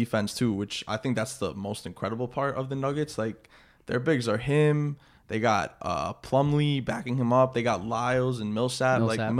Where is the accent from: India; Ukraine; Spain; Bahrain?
Spain; I'm from Spain, and every Spanish player in the NBA is the best player.